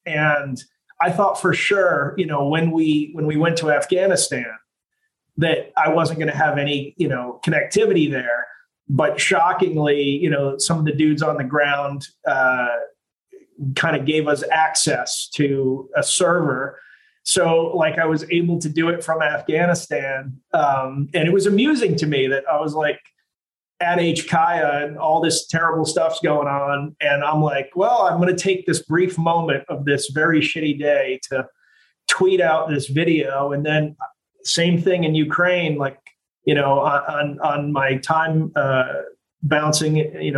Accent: Italy; now in United States; I grew up, you know, I was born in America, but I grew up in Italy.

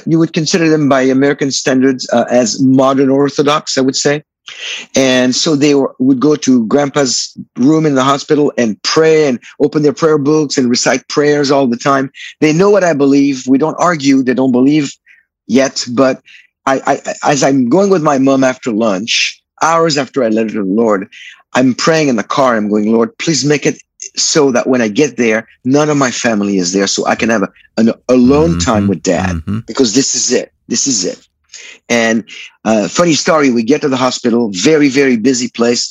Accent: France; I was born in France in '59.

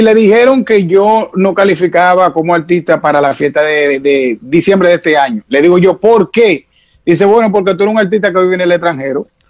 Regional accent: Santo Domingo, Distrito Nacional, Dominican Republic; also born or lived in Montecristi; yo soy de la capital, yo nací en Isabela Católica

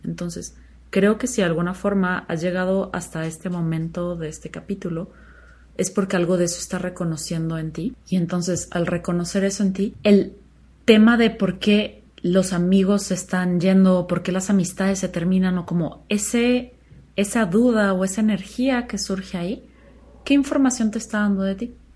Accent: Chihuahua, Mexico; moved away as an adult; yo nací en Chihuahua y crecí ahí hasta los 17 años más o menos

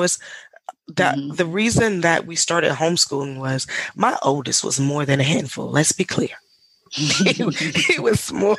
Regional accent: the South, United States; but growing up in the South and did we grow up in impoverished neighborhoods? Absolutely.

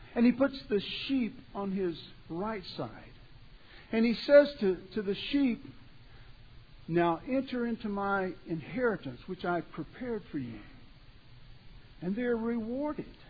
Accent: Beaumont, Texas, United States; I grew up down around Beaumont, Texas.

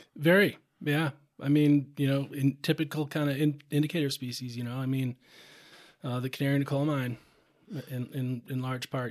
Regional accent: Rochester, Minnesota, United States; now in Montana, United States; I grew up, I grew up in Rochester, Minnesota, southeast Minnesota

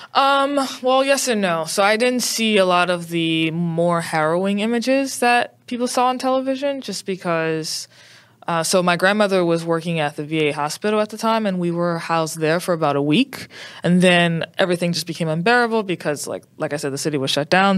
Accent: New Orleans, Louisiana, United States; I'm from New Orleans, Louisiana.

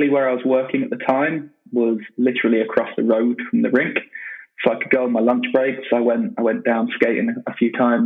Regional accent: United Kingdom; also born or lived in Manchester; As a Brit

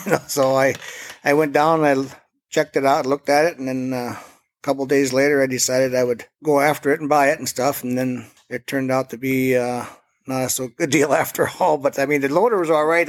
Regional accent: Forbes, North Dakota, United States; I am from Forbes, uh, got my own little business.

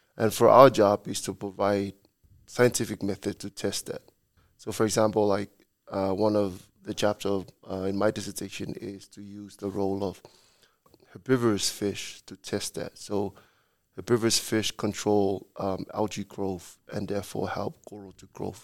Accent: Samoa; moved away as an adult; also born or lived in Hawaii; I'm from Samoa

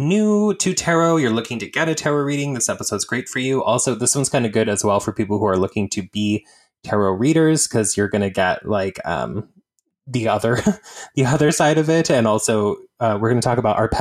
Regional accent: Eastern Oregon, United States; moved away; my hometown, very rural place in Eastern Oregon

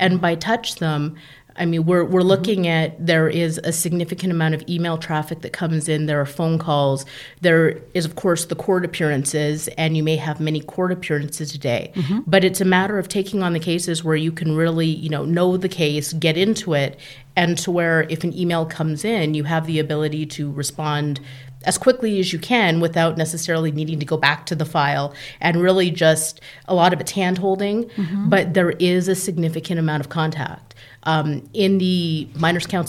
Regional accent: Calgary, Alberta, Canada; now in California, United States; I am actually born in Calgary, Alberta, Canada

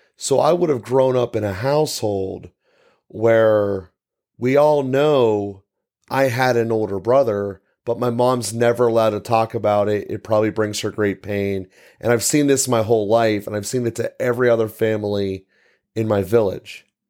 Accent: United States; we as American people

